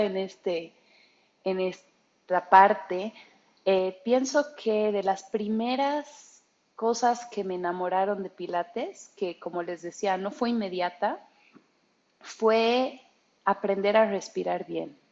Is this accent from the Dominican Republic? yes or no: no; Bolivia; moved away as an adult; also born or lived in Germany; soy mitad alemana, boliviana y alemana